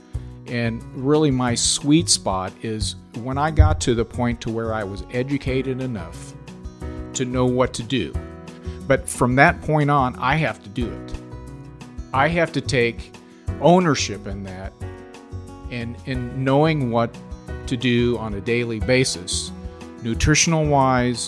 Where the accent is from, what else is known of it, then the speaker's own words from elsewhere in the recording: Kansas City, Kansas, United States; I grew up in the Kansas City area and went to school at Shawnee Mission West, on to college at University of Kansas